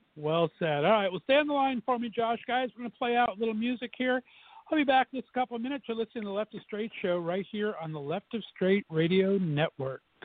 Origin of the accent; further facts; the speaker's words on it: Southern California, United States; moved away as an adult; now in Northeast Ohio, United States; I'm an old uh, fart and was born and raised in Southern Cal.